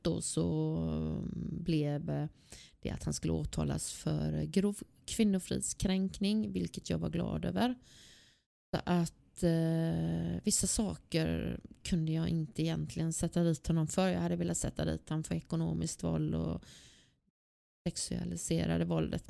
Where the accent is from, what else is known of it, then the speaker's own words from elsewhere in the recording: Gothenburg, Västra Götaland, Sweden; Jag är född och uppvuxen i Angered